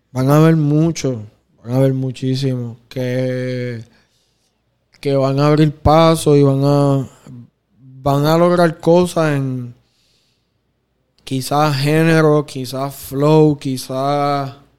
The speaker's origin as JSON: {"language": "Spanish", "country": "Puerto Rico", "said": "Yo soy bien fanático de, de ser bien puertorriqueño"}